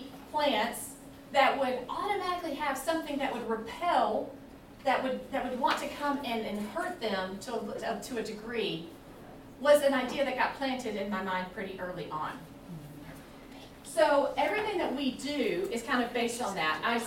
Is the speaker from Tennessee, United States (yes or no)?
yes; Nashville, Tennessee, United States; moved away as an adult; now in California, United States; We are originally from Nashville. We've moved out here to California. We've been in California for about 4 years.